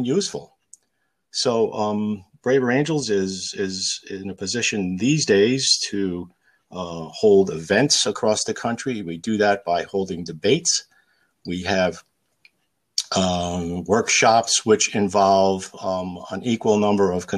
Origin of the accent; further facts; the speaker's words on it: Capital District, New York, United States; I grew up in the Capital District.